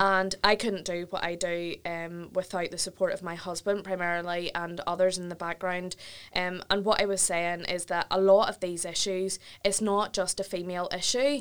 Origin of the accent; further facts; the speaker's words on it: Ballymena, Northern Ireland, United Kingdom; I'm from Ballymena direction